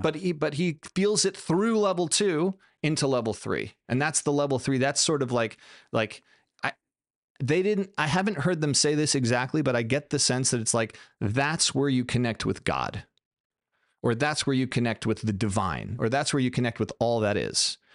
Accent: United States; I'm American

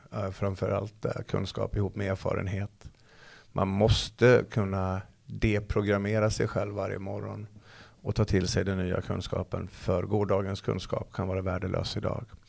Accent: Falun, Dalarna County, Sweden; hemma i Falun

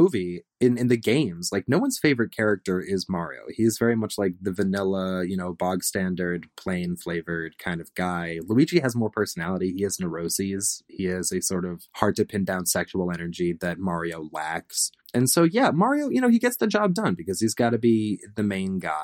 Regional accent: Massachusetts, United States; I was raised in Massachusetts

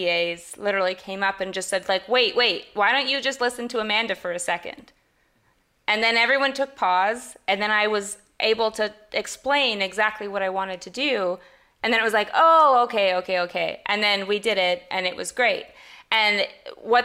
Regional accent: Canada; I'm Canadian as well

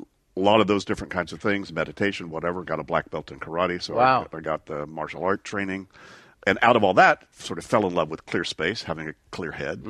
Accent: Shreveport, Louisiana, United States; moved away as an adult; also born or lived in East Texas, United States; Well, I grew up first in East Texas for my first 6 years, and then Shreveport, Louisiana, until I went to college in Sarasota, Florida

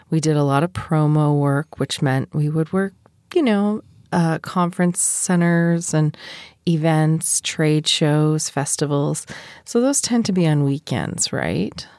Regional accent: United States; I'm also American

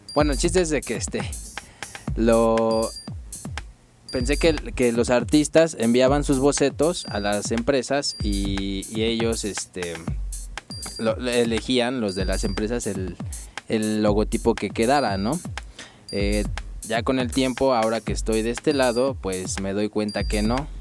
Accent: Mexico City, Mexico; nací en, la Ciudad de México

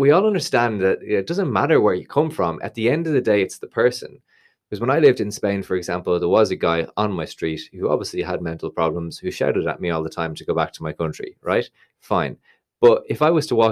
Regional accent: Ireland; we're Irish

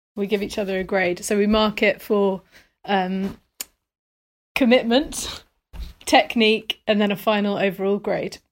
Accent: London, United Kingdom; moved away as an adult; now in Essex, United Kingdom; I grew up in near Swiss Cottage

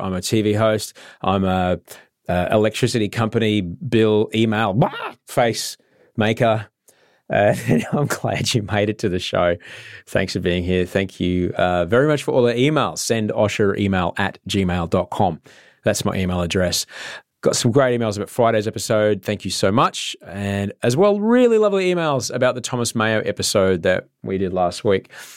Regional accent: Queensland, Australia; I grew up in Queensland

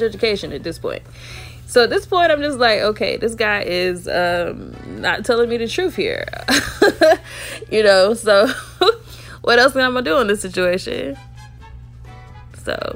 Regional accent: Alabama, United States; I'm from Alabama

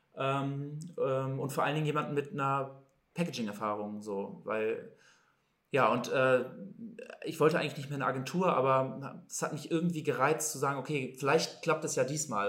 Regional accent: Hamburg, Germany; Ich bin Hamburger Jung. Ich bin nie groß weggekommen, tatsächlich, außer mal für vielleicht auch mal längere Reisen. Aber mein kompletter Werdegang ist eigentlich in Hamburg.

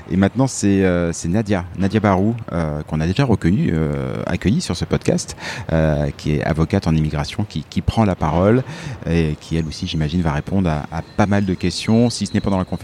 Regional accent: Villeurbanne, Auvergne-Rhône-Alpes, France; Bonjour, je viens de Lyon, Villeurbanne exactement.

